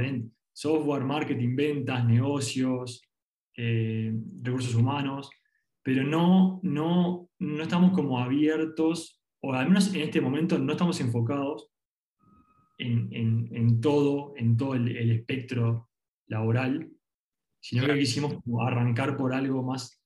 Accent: Uruguay; arrancamos acá en Uruguay porque somos de Uruguay

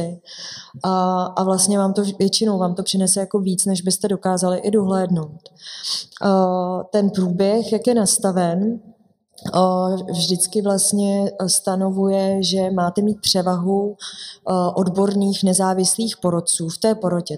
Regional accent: Litoměřice, Ústí nad Labem Region, Czechia; moved away; já sama jsem z Litoměřic, takže já jezdím domů poměrně mhm. často.

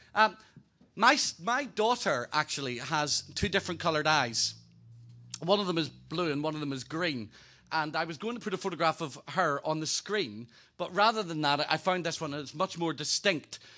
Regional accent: Northern Ireland, United Kingdom; also born or lived in Hampshire Berkshire border; now in Hampshire, United Kingdom; Originally from Northern Ireland

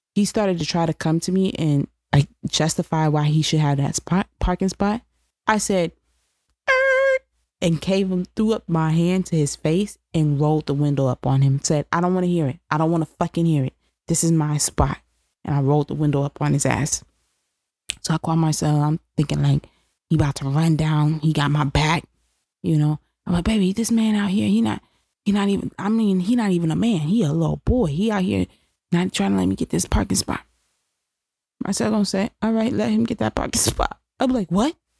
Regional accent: New York, United States; being a New Yorker

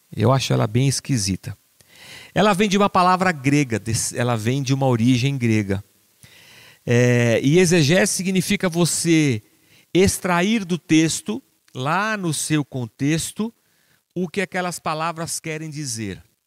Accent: Barbacena, Minas Gerais, Brazil; moved away; quando era criança pequena lá em Barbacena

